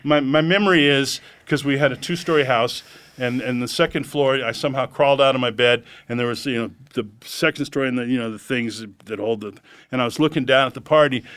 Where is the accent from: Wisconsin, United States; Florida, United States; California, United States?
California, United States; Los Angeles; also born or lived in Santa Monica, California / Hollywood, California; I grew up in Encino, California